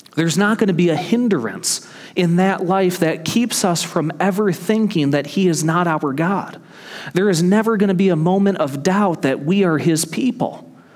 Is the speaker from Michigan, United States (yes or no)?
yes; Michigan, United States; moved away as an adult; my home state of Michigan